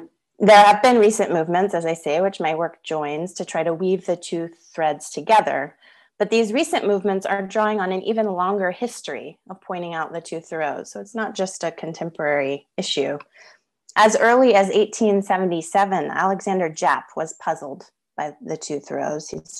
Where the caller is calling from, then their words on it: Melbourne, Victoria, Australia; I'm coming from Wurundjeri country in Melbourne, Australia, and I pay my respects to Wurundjeri elders past, present, and emerging